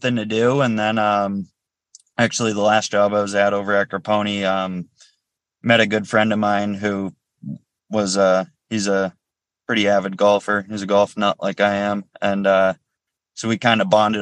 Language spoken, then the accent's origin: English; Weare, New Hampshire, United States; I grew up in Ware.